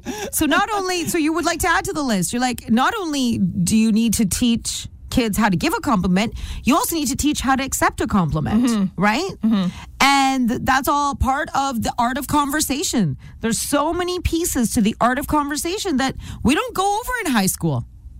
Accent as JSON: {"language": "English", "country": "India", "said": "Well, I mean, you know me. I'm Indian. I'm not good at accents."}